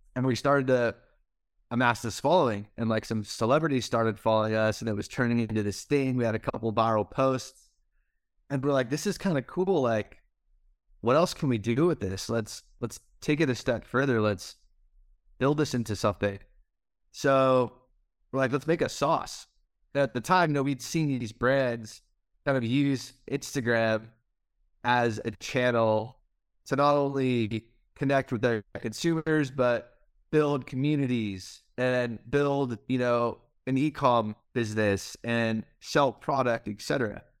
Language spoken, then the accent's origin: English; Chino Hills, California, United States; I grew up in Southern California, uh, Chino Hills, California